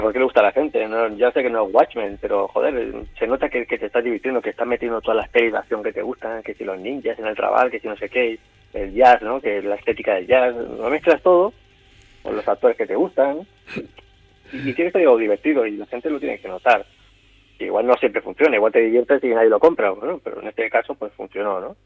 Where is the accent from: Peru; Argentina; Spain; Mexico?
Spain; Barcelona, Catalonia; also born or lived in L'Hospitalet de Llobregat; nací en Barcelona, pero nací en el, el Valle de aquí de Barcelona, que en aquella época creo que se llamaba Generalísimo Franco